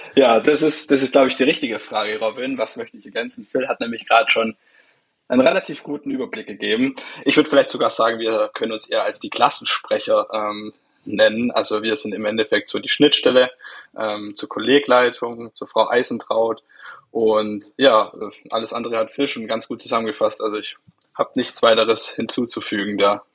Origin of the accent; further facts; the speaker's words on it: Swabian Jura, Baden-Württemberg, Germany; ich komme aus von der Schwäbischen Alb